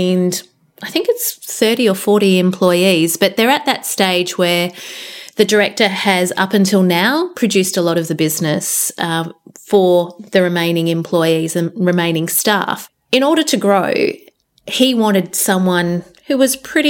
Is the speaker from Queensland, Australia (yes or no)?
no; Geelong, Victoria, Australia; moved away as an adult; also born or lived in Melbourne, Australia / Perth, Australia; I was born and bred in Geelong